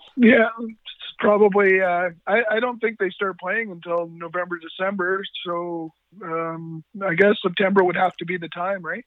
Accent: Duncan, British Columbia, Canada; I'm from Duncan, BC.

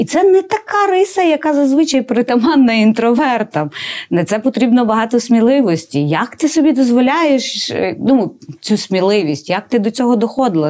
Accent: Galicia, Ukraine; я з Галичини

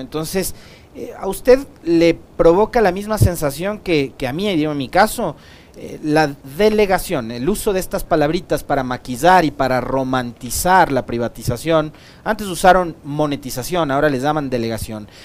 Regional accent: Ecuador; como ecuatoriano, como trabajador, como ciudadano

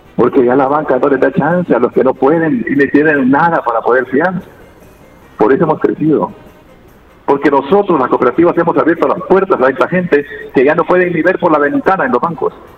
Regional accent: Santa Rosa de Lima, La Unión, El Salvador; Santa Rosa de Lima, de donde yo soy originario

